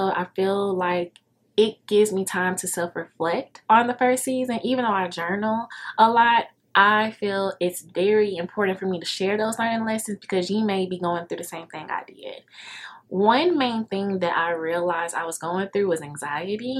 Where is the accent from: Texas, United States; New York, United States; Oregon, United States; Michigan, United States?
Texas, United States; Dallas; I'm from Dallas